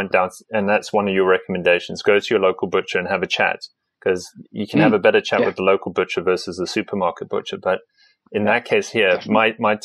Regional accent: South Africa; moved away as an adult; now in United Kingdom; I come from South Africa, and I'm used to cheap protein, cheap meat in Africa

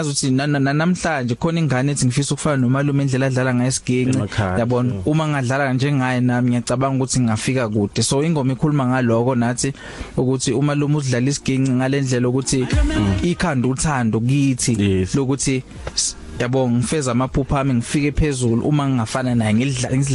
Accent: KwaZulu-Natal, South Africa; la siqhamuka khona kwaZulu Natal emakhaya

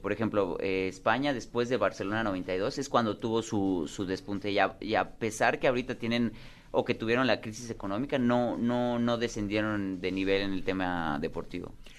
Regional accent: Mérida, Yucatán, Mexico; en Mérida, en Yucatán, que es mi tierra

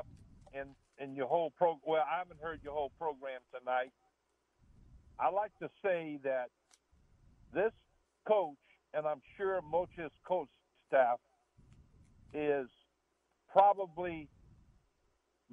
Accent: Cut Off, Louisiana, United States; I'm from Cutoff, Louisiana

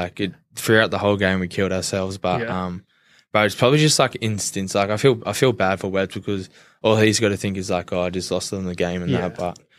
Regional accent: Castle Hill, New South Wales, Australia; Grew up in Castle Hill, proud Indigenous boy, went to Patrician Brothers College

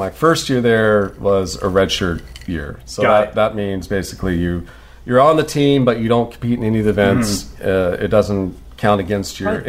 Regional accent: San Diego, California, United States; I was born and raised in San Diego until I was not raised. We lived on a sailboat in San Diego Harbor until I was 4 years old.

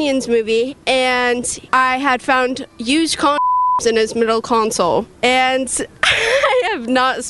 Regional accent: Hopkinton, Massachusetts, United States; I'm from Hopkinton, Massachusetts.

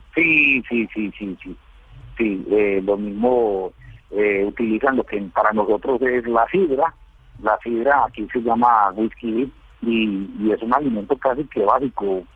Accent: Paisa, Antioquia, Colombia; moved away as an adult; now in Guatemala; como buen como buen paisa

